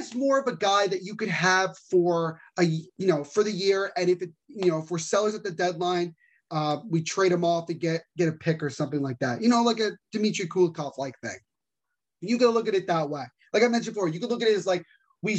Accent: Little Silver, New Jersey, United States; I'm from Little Silver, New Jersey

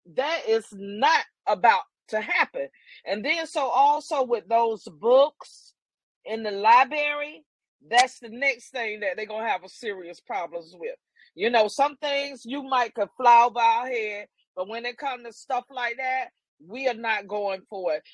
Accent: the Carolinas, United States; moved away; I am originally from the Carolinas

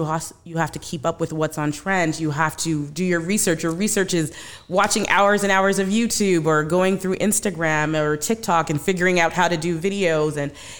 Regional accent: Canada; So while I was at school, I am from Canada.

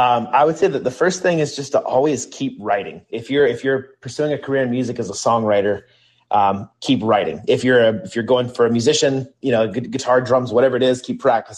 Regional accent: the South, United States; So I grew up in the South.

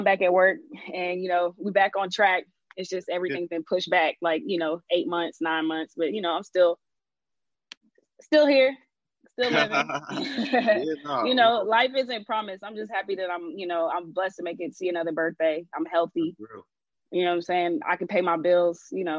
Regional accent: Jamaica; You know, I'm Jamaican and my grandfather's Chinese. I'm Jamaican and Chinese.

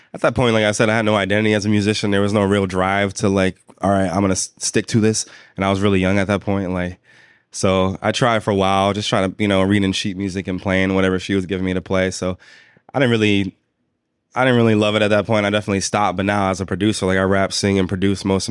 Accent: New York City, New York, United States; moved away as an adult; also born or lived in Philadelphia; growing up in New York City

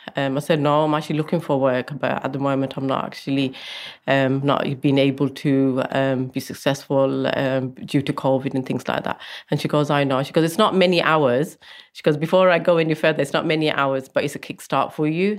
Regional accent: Coventry, West Midlands, United Kingdom; I'm originally from Coventry

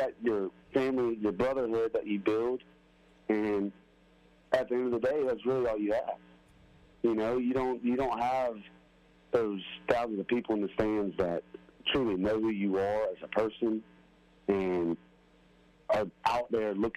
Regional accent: Spanish Fort, Alabama, United States; growing up in Spanish Fort is what built me

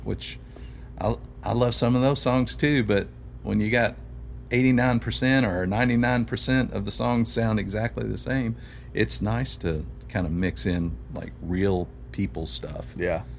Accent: Louisville, Kentucky, United States; moved away as an adult; now in Nashville, United States; I grew up on the South End of Louisville

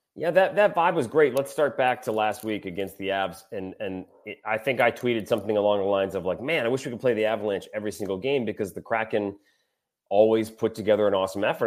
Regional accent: Michigan, United States; now in Louisiana, United States; I grew up in Michigan

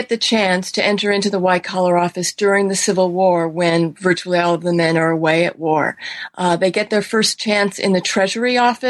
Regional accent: California, United States; Sure. Well, I grew up in California

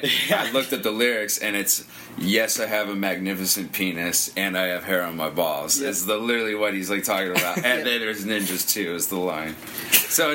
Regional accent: Hollister, California, United States; growing up in Hollister

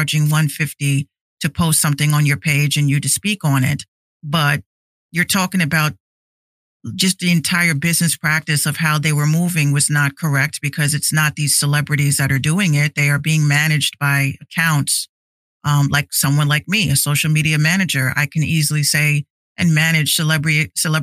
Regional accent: Yonkers, New York, United States; also born or lived in Bronx, New York; I grew up in Yonkers as well as the Bronx

